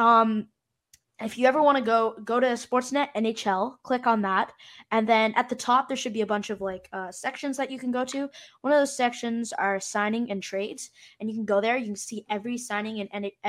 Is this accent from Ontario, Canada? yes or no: yes; Ottawa, Ontario, Canada; I'm from Ottawa.